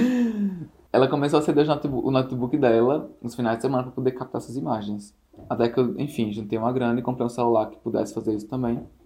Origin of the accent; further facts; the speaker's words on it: Natal, Rio Grande do Norte, Brazil; sou daqui de Natal